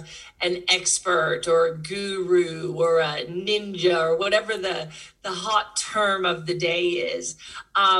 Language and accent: English; Texas, United States; moved away as an adult; now in Perth, Australia; I am Texan. I grew up in Texas, but I came to Perth, actually, of all places, as a backpacker about 20 years ago